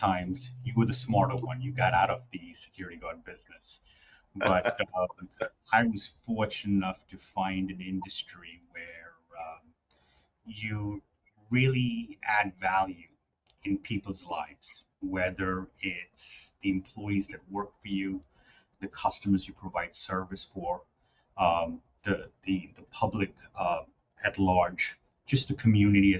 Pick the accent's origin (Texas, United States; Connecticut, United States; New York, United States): New York, United States; New York City; I grew up in the city. I grew up in Queens